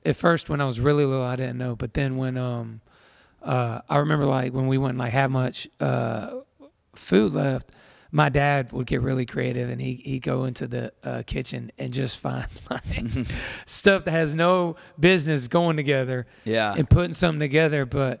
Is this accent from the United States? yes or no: yes; Tyler, Texas, United States; now in Georgia; Yeah, I was born in Texas, in Tyler, Texas, and which is in East Texas.